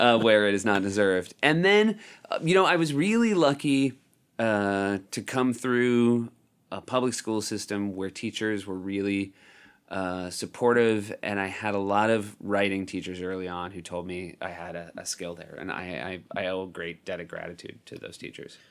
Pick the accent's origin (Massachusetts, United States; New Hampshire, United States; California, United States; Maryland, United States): New Hampshire, United States; also born or lived in Evanston, Illinois; I was born in Evanston, Illinois, but I was raised in New Hampshire